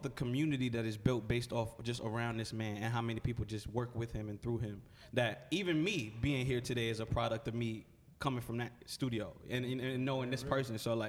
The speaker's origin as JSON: {"language": "English", "town": "New York City", "region": "New York", "country": "United States", "tie": "born or raised there", "also_born_or_lived": "Corona, Queens", "said": "I'm from the Bronx."}